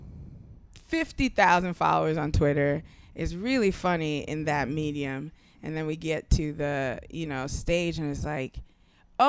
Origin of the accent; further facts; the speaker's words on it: New York City, New York, United States; also born or lived in Nigeria; I'm like a Nigerian immigrant, pretty much a poor kid who grew up not in the projects, across the street from them in low-income housing in like the worst neighborhood in Brooklyn